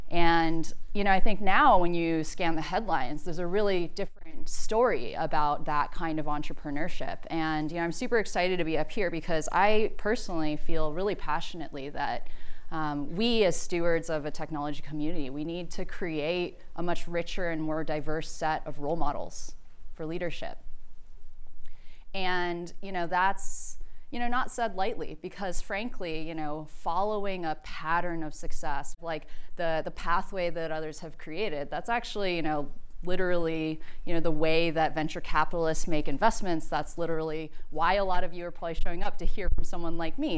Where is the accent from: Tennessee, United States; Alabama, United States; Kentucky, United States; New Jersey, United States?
Alabama, United States; Birmingham; I'm from Birmingham, Alabama, deep south. I was one of two non white people in my high school in a deeply segregated community.